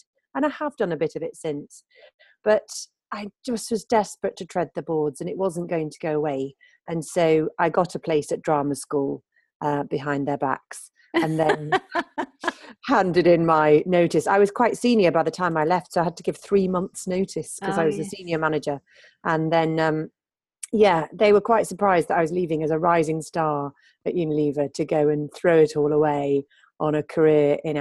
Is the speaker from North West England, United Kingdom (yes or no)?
no; Sheffield, Yorkshire and the Humber, United Kingdom; accent: posh northern; moved away; also born or lived in Devon / London; I decided to move to Devon, which is where I was born, although I was brought up in Sheffield, hence my clearly northern accent.